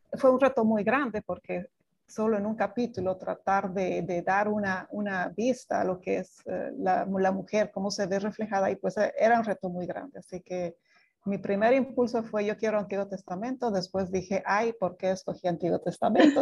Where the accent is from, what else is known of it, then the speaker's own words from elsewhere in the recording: Bolivia; moved away as an adult; now in Dominican Republic; soy boliviana, pero hace 25 que vivo en Dominicana